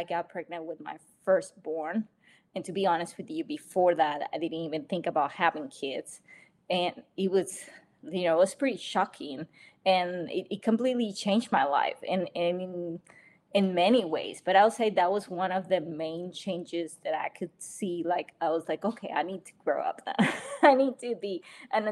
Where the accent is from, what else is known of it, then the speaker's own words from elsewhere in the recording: Panama; moved away; I'm from a little tiny country, a beautiful tiny country named Panama